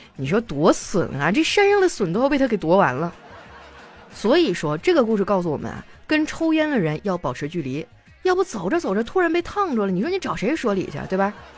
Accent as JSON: {"language": "Chinese", "region": "Northeast China", "country": "China", "moved": "yes", "said": "我们东北人真的太爱喝酒了"}